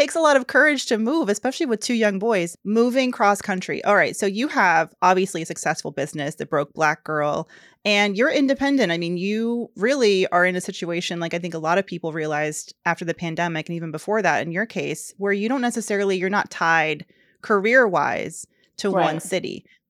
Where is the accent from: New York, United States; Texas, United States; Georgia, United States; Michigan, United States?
Georgia, United States; Dasha recently moved to my home state, Georgia